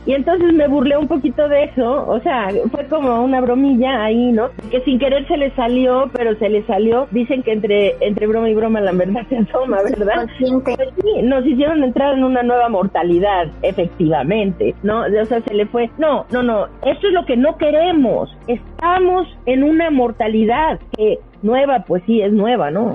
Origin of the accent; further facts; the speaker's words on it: Mexico; yo soy mexicano y me late ser mexicano